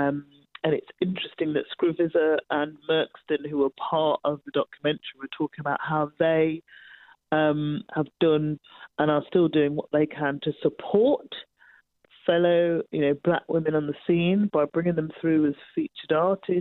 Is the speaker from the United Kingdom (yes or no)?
yes; Birmingham, West Midlands, United Kingdom; my hometown of Birmingham